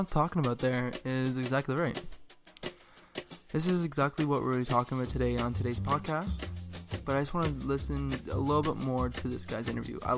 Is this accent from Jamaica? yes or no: no; Sarnia, Ontario, Canada; I'm from Sarnia, Ontario.